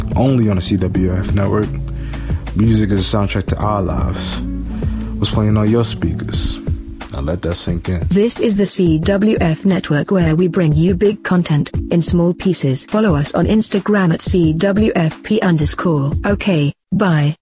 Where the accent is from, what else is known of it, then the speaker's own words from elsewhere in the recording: New York City, New York, United States; I'm from New York, of course, Brooklyn to be specific